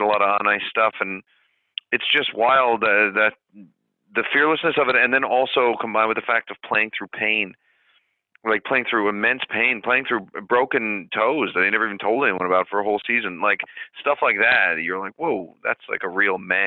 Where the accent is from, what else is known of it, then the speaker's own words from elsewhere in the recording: Canada; I'm from Canada